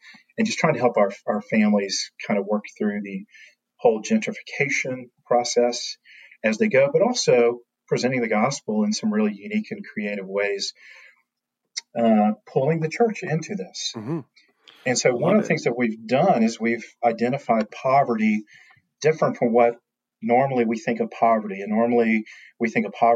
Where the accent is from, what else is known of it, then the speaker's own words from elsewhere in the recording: Florida, United States; now in Nashville, United States; I grew up in Florida with hurricanes